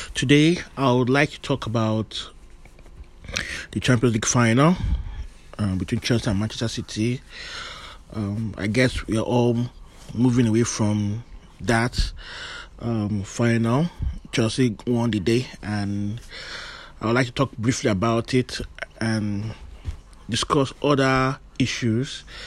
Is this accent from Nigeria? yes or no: yes; Nigeria; I am Nigerian